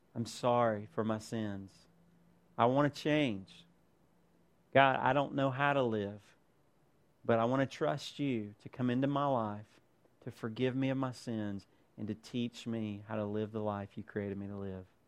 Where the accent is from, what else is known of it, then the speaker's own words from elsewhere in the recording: United States; as American Christians